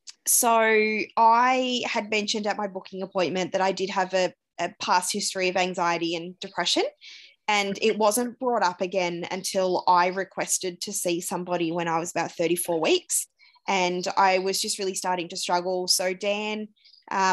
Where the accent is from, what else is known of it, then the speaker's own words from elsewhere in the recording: Euroa, Victoria, Australia; moved away as an adult; also born or lived in Ballarat / Melbourne; now in Romsey, Australia; I grew up in Euroa, which is a small country town in Victoria, sort of halfway between Melbourne and Albury.